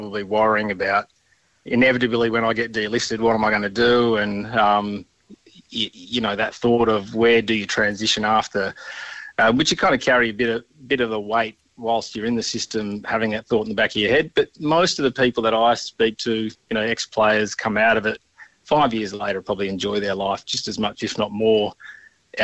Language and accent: English; Gawler, South Australia, Australia; I grew up out in Gawler